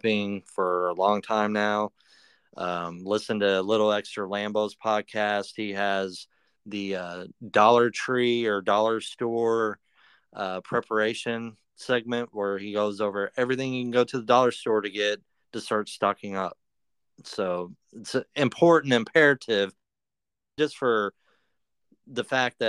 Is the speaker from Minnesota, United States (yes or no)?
no; Evansville, Indiana, United States; moved away as an adult; now in Henderson, Kentucky, United States; I grew up in Evansville, and then I just had to get out of Evansville